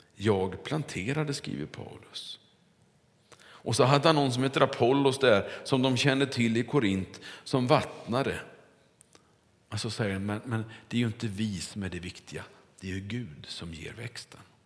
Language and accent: Swedish; Kungälv, Västra Götaland, Sweden; När jag var liten och cyklade omkring hemma i Kungälv, så var det på nya asfalterade vägar runt vårt kvarter där vi bodde.